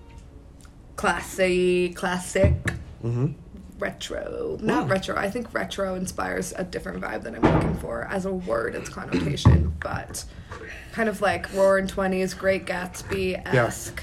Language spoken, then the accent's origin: English; West Des Moines, Iowa, United States; I grew up in the Barnes & Noble in West Des Moines